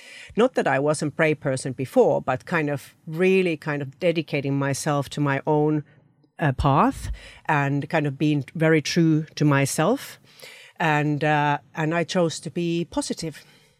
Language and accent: English; Finland; moved away as an adult; now in United Kingdom; I moved from Finland to UK, to a different market, brought my family, 3 children and a husband here, and did my full-time MBA.